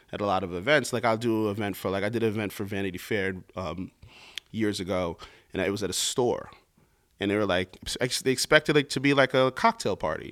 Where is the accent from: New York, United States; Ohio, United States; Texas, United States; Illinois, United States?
New York, United States; growing up in New York